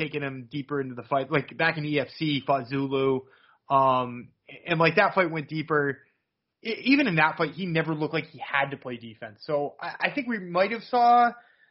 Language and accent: English; United States; as an American